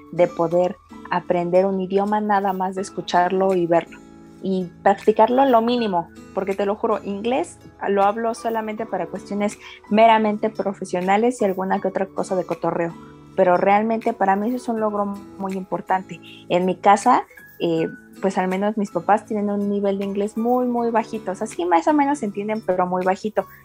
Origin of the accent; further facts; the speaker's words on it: Mexico City, Mexico; soy de aquí de la Ciudad de México, tengo 25 años